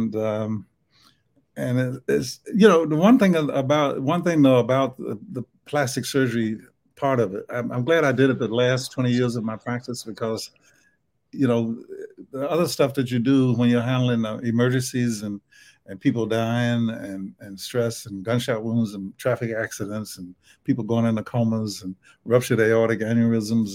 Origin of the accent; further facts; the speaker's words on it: the South, United States; accent: Southern; my Southern accent